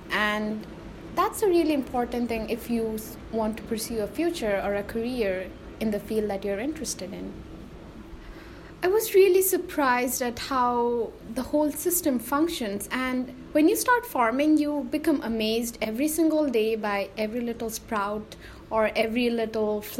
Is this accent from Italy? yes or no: no; Nepal; now in Goshen, United States; I'm actually from Nepal, but I'm here in Goshen, Indiana to study environmental science.